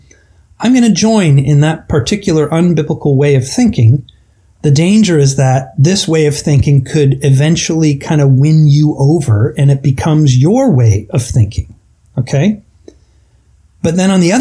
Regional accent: Canada; I'm Canadian

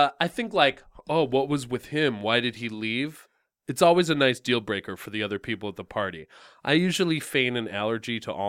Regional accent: Canada; Okay. I'm Canadian.

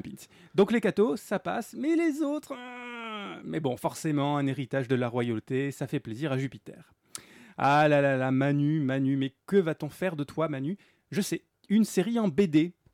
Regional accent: France; nous en tant que Français

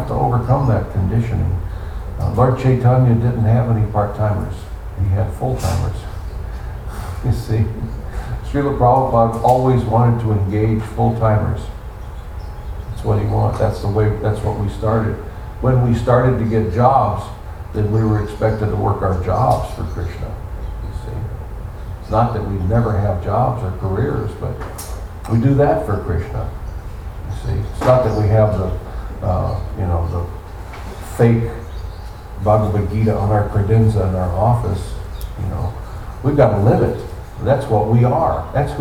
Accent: United States; We were raised in the United States of America

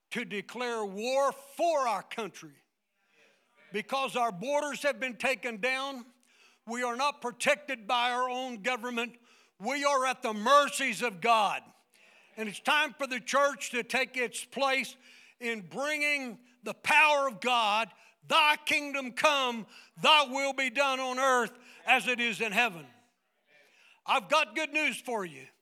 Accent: United States; But I don't live just because I'm an American

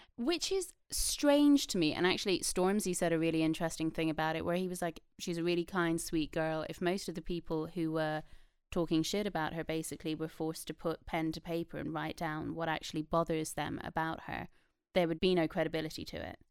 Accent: Ireland; I'm Irish, so I'm from a colonized country.

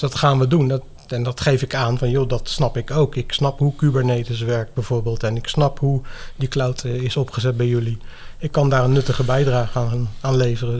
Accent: The Hague, South Holland, Netherlands; moved away as an adult; now in Zeeland, Netherlands; Ik ben dus geboren en getogen in Den Haag. Ik heb daar best lang gewoond. 25 plus jaar, denk ik zeker wel

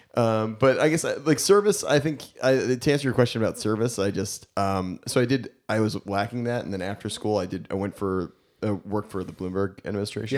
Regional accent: Westchester County, New York, United States; I grew up in Westchester County

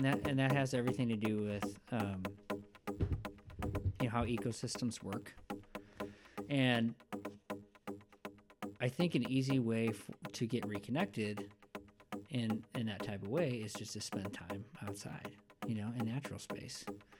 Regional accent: Illinois, United States; Which is where I grew up.

